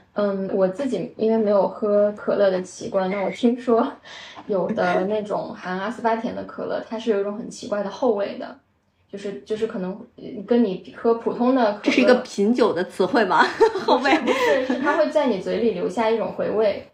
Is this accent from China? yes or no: yes; Shaanxi, China; 我是陕西人嘛啊，所以我们陕西人喝的那个冰峰